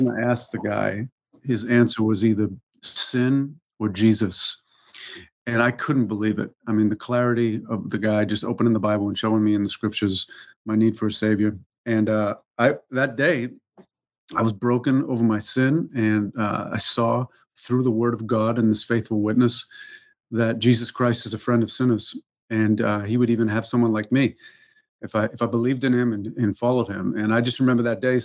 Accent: Massachusetts, United States; I grew up in Massachusetts, and Massachusetts family

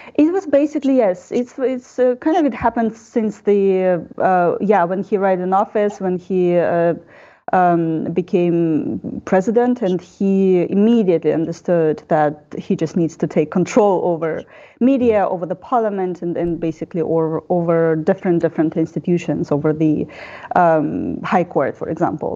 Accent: Belarus; also born or lived in Prague, Czech Republic; I'm a journalist from Belarus

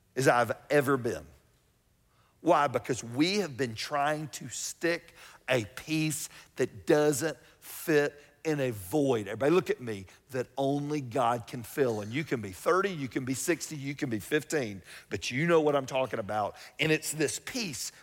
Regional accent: Atlanta, Georgia, United States; I grew up here in Atlanta

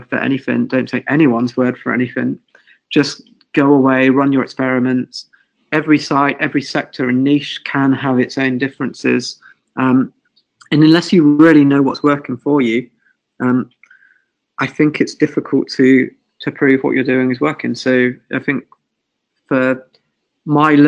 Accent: England, United Kingdom; I'm English.

